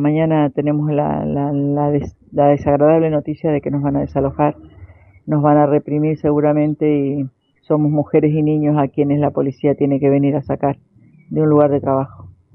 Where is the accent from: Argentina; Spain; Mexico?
Argentina; Avellaneda, Buenos Aires Province; nosotros somos todos de Villa Corina, Villa Inflamable, Unidad y Lucha, Villa Azul, Villa Luján